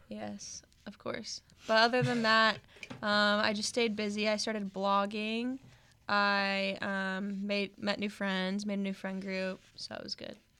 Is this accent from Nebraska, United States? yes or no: yes; Omaha, Nebraska, United States; I am from Omaha, Nebraska